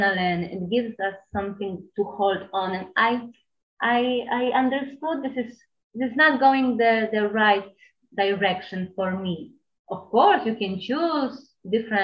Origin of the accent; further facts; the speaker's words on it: Poland; moved away as an adult; also born or lived in New York; I'm from Poland. Now I'm 29, and I left Poland when I was 18, and I spent in New York 9 years.